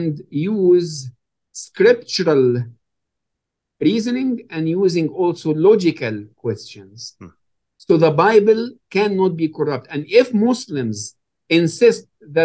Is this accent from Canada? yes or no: no; Egypt; first language Arabic; English is a second language; moved away as an adult; now in United States; I was born and raised in Egypt